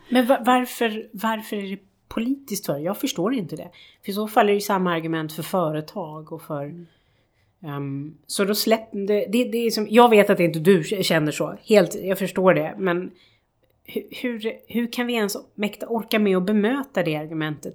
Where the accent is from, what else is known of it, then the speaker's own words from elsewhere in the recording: Sweden; som svenskar